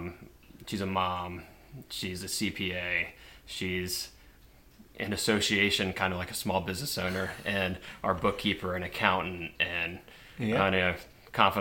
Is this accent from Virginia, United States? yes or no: yes; Virginia Beach, Virginia, United States; I'm from right here. I'm from Virginia Beach. Grew up in Kempsville